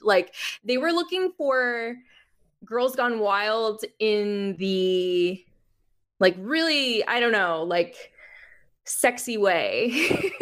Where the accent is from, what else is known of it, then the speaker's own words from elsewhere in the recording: Miami, Florida, United States; moved away as an adult; also born or lived in Jersey City, New Jersey / Jacksonville, Florida; now in Los Angeles, United States; I grew up in Miami.